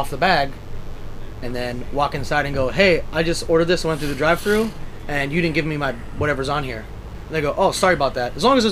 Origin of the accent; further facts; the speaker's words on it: East Coast, United States; I'm from the East Coast